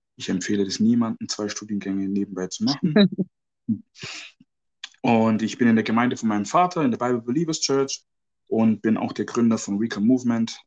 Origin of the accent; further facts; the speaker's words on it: Ghana; moved away; ich bin ja auch aus Ghana ursprünglich